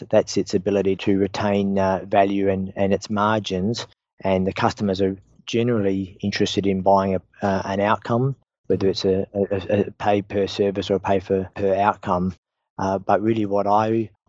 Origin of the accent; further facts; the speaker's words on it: Australia; I'm an Australian and the founder and CEO of EMAPTA